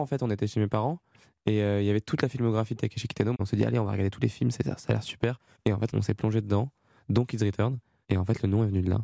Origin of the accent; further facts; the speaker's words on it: France; accent: French accent; même si on jante anglais, qu'on est français